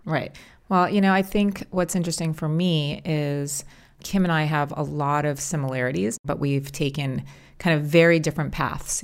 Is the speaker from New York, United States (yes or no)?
no; California, United States; We're both born and raised in California. I've never left